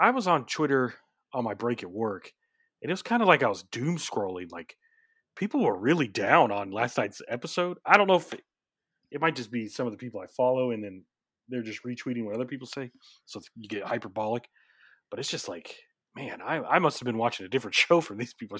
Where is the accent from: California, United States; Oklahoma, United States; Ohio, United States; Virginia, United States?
Oklahoma, United States; Oklahoma City; I just tell people I'm from Oklahoma City, but I live like right outside Oklahoma City.